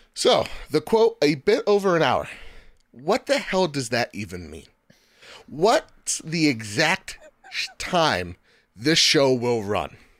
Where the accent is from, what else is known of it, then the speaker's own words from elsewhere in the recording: United States; I'm from the United States of America, where we got freedoms, democracy, and bureaucracy here